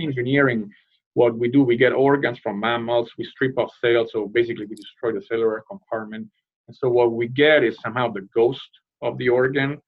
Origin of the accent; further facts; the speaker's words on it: Rome, Lazio, Italy; moved away as an adult; now in United States; I hail from the from Rome